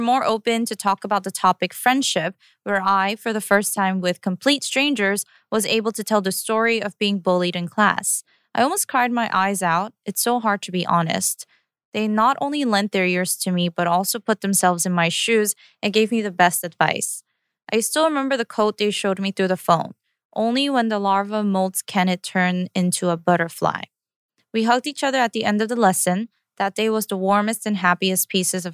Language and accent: English; South Korea; moved away; also born or lived in United States; when I was growing up, especially when I immigrated to America from Korea